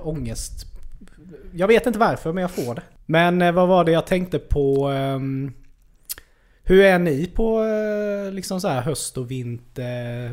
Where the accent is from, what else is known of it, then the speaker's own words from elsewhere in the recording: Värnamo, Jönköping County, Sweden; när jag var unge i Värnamo